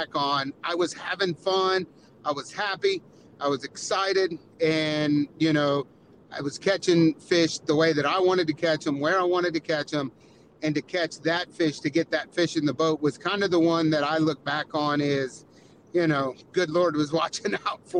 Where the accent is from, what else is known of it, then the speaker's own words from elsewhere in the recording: Florida, United States; being from Florida